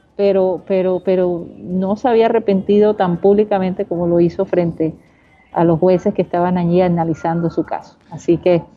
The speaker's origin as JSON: {"language": "Spanish", "town": "Barranquilla", "region": "Atlántico", "country": "Colombia", "said": "mi ciudad, Barranquilla"}